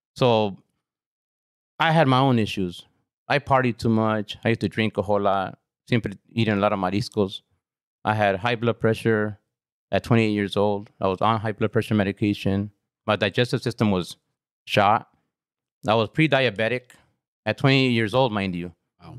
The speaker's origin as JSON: {"language": "English", "town": "Carson", "region": "California", "country": "United States", "tie": "born or raised there", "said": "I grew up on Ravina Street."}